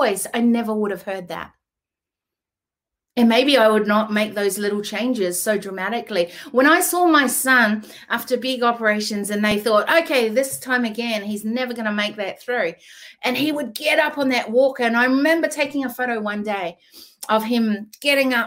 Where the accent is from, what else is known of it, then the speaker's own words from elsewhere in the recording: New Zealand; now in Australia; I was born in New Zealand, but I live in Australia, have lived here over 20-something years.